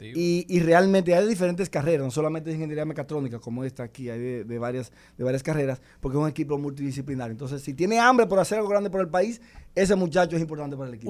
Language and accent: Spanish; San Cristóbal, Dominican Republic; soy de San Cristóbal, de Vieja Norte, que ahí nací en una casa de piso de tierra